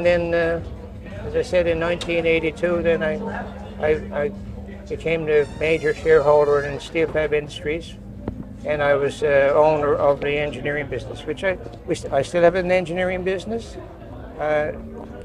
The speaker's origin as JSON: {"language": "English", "town": "St. John's", "region": "Newfoundland and Labrador", "country": "Canada", "tie": "born or raised there", "also_born_or_lived": "Nova Scotia", "said": "I was born in St. John's and grew up in St. John's"}